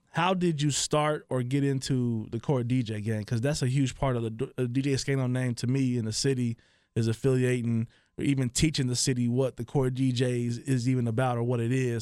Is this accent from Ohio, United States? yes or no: yes; Dayton, Ohio, United States; I'm from Dayton, Ohio